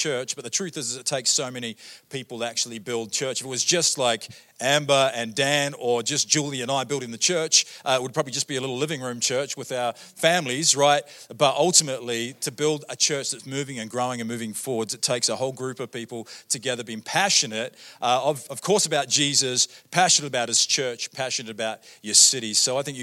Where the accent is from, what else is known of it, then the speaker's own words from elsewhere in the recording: New Zealand; moved away as an adult; also born or lived in Australia; now in Canada; I grew up in New Zealand. First 23 years of my life, I lived in New Zealand.